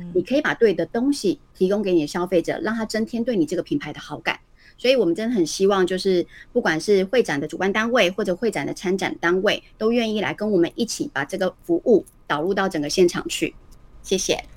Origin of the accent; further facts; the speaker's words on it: Taiwan; 我们是台湾人嘛